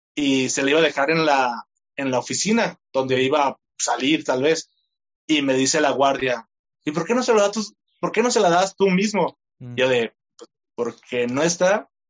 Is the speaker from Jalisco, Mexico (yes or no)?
yes; Tlaquepaque, Jalisco, Mexico; Soy de Guadalajara, específicamente, mejor dicho, de Tlaquepaque, Jalisco, y tengo 26 años.